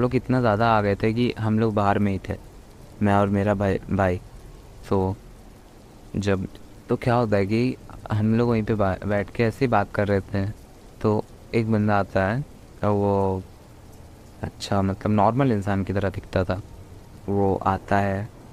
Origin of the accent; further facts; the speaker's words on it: Deoghar, Jharkhand, India; मैं झारखंड देवगढ़ से हूँ